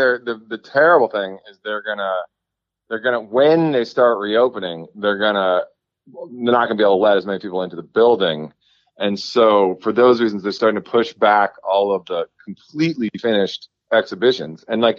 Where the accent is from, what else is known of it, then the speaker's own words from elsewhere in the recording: Washington, District of Columbia, United States; moved away as an adult; now in Virginia, United States; I grew up in Northwest D.C. and on Macomb Street, which is like right up from my house.